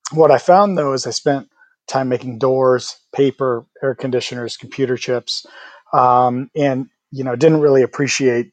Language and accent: English; Midwest, United States; I'm also from the Midwest, and so I have good sort of work hard, you know, roots